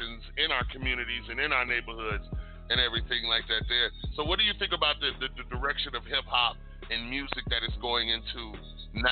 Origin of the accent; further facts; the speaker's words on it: Detroit, Michigan, United States; I was born and raised in Detroit